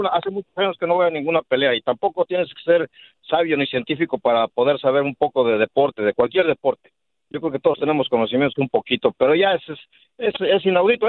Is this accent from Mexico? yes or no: yes; Mexico; Yo soy mexicano y más mexicano